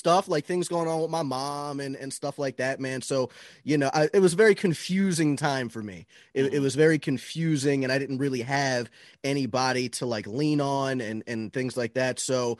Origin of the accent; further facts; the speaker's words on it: Florida, United States; Florida, man.